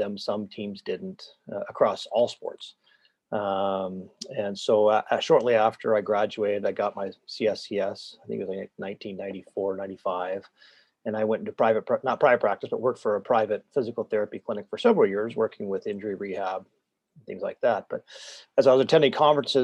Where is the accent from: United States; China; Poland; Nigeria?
United States; Tacoma, Washington; moved away as an adult; I grew up in the Pacific Northwest, and I was going to a small private liberal arts school, University of Puget Sound in Tacoma, which is where I grew up actually.